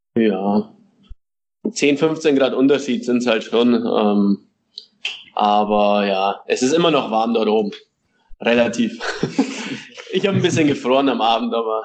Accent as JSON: {"language": "German", "town": "Regensburg", "region": "Bavaria", "country": "Germany", "tie": "born or raised there", "moved": "as an adult", "lives_now": "Chattanooga, United States", "said": "mit Regensburg, mit meiner Heimatstadt"}